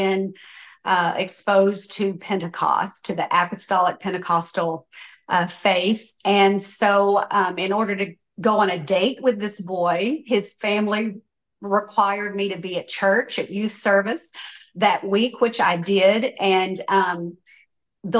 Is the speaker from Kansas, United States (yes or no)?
no; West Tennessee, United States; born or raised there